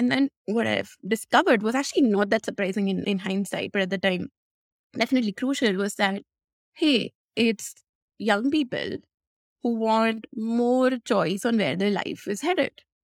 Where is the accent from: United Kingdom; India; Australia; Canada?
India; if you think about growing up in India, women get unsolicited attention all the time, online, offline, wherever they are.